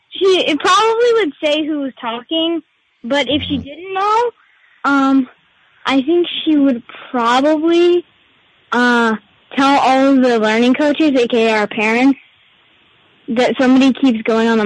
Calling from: Seattle, Washington, United States; calling from, should I say Brandon or Seattle? Just outside Seattle. Uh, just outside of Seattle.

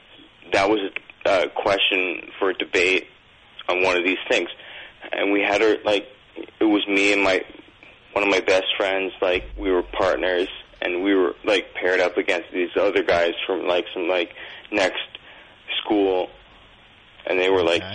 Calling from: Toronto, Ontario, Canada; I'm calling from Toronto.

